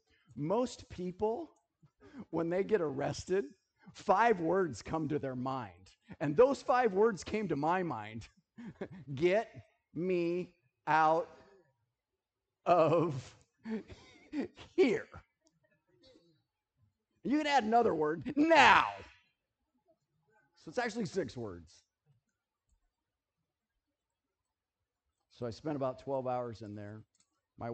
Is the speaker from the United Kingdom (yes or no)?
no; United States; I'm American. I live in America